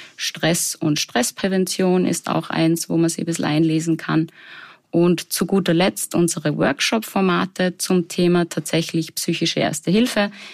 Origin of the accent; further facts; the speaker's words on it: Salzburg, Austria; Ich komme ursprünglich aus Salzburg